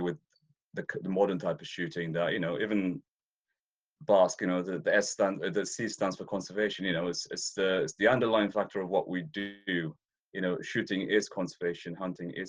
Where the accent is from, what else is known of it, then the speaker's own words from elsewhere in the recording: Ethiopia; moved away; I'm Ethiopian by birth. I was born in East Africa. I was raised there, so I spent a lot of time out on the plains